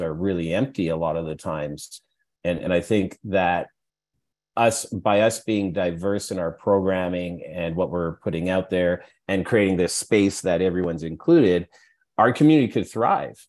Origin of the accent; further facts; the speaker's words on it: Edmonton, Alberta, Canada; When I was growing up in Edmonton, you're pretty secluded in Edmonton